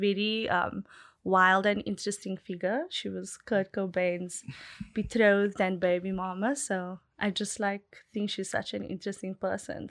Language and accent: English; South Africa; I grew up in Malibu Village